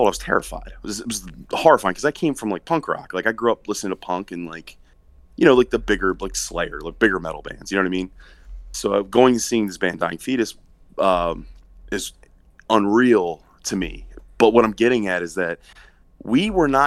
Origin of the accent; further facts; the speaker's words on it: Maryland, United States; growing up in Maryland